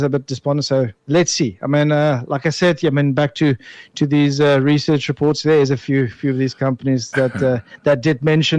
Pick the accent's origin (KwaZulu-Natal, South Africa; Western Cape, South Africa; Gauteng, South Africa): Western Cape, South Africa; Bellville; I'm the boy from Belleville